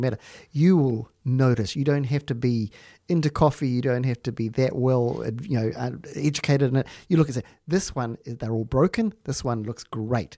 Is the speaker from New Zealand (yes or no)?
yes; New Zealand; also born or lived in Palmerston North / Wanganui; I'm from New Zealand.